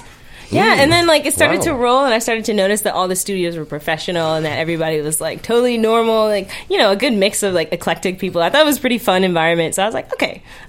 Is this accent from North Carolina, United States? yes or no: no; New York City, New York, United States; moved away; I'm from New York City.